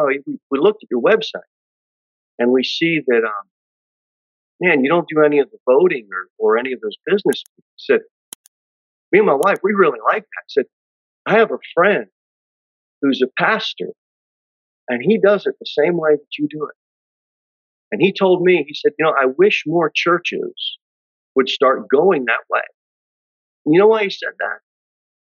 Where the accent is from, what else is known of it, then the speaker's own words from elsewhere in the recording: United States; We as Christians, as American Christians